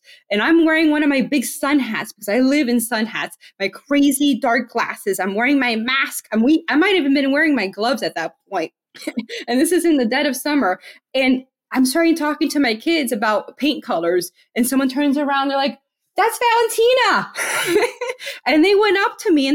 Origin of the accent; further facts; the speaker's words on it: Miami, Florida, United States; now in Tennessee, United States; I'm from Miami, Florida. I'm Hispanic.